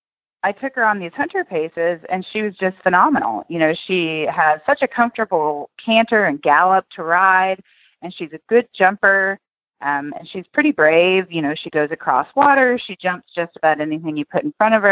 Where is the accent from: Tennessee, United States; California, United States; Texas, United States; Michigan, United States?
Tennessee, United States; now in Oklahoma, United States; I grew up in Tennessee